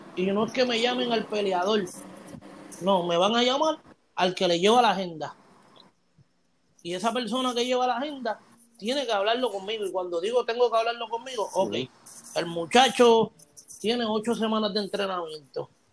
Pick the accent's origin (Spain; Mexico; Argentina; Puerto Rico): Puerto Rico; yo soy de Puerto Rico y yo vengo de Puerto Rico